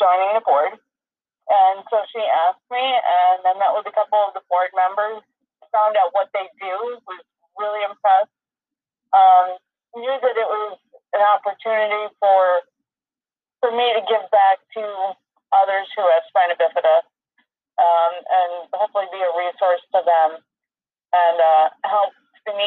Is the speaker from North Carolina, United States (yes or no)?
no; Middleburg, New York, United States; also born or lived in Rochester; I grew up in Middleburg, graduated from Middleburg High School in 1996.